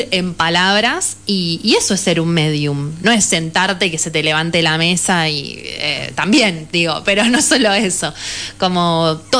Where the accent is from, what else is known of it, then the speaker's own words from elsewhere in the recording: Buenos Aires, Argentina; el pueblo siempre fue un lugar muy cerrado, de hecho yo lo viví así, vine de Buenos Aires